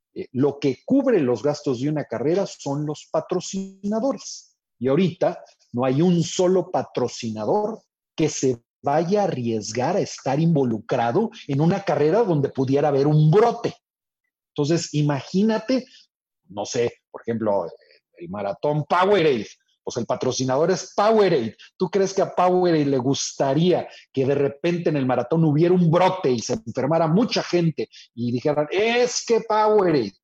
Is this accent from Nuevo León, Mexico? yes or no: yes; Monterrey, Nuevo León, Mexico; yo soy acá de Monterrey